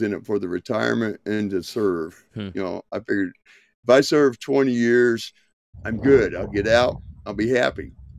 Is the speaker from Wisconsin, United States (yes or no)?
no; Indiana, United States; also born or lived in Georgia / North Carolina; now in Montana, United States; Originally, well, I was born in Georgia, raised in Indiana, grew up a lot of my time in North Carolina as a young adult to my middle age